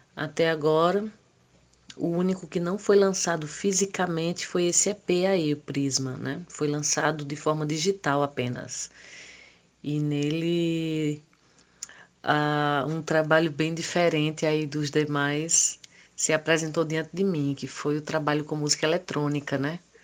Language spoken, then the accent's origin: Portuguese; Brazil; lá em Isabelê, a minha terra natal